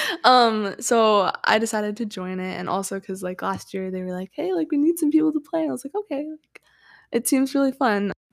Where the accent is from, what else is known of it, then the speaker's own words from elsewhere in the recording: Washington / Idaho border area, United States; I've lived in that area my entire life, and, yeah, so I, I feel like I, like, live in Idaho and Washington 'cause I'm always going back and forth